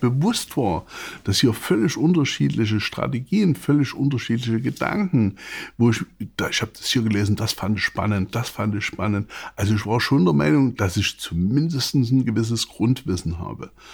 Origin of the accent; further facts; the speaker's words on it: Saxony, Germany; ich bin Sachse